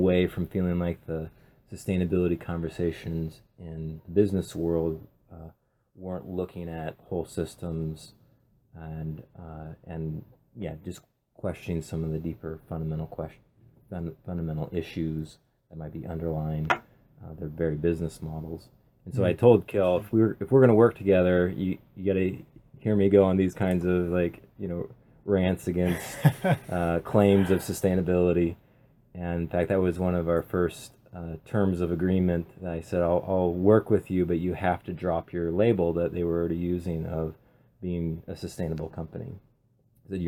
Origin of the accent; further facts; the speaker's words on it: Pacific Northwest, United States; being born and raised in the Pacific Northwest